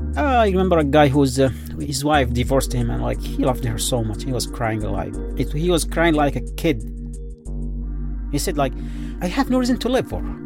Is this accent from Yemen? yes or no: yes; Yemen; moved away